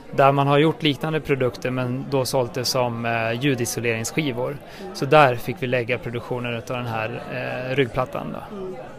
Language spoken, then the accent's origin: Swedish; outside Enköping, Uppsala County, Sweden; utanför Enköping, då, där jag är uppvuxen.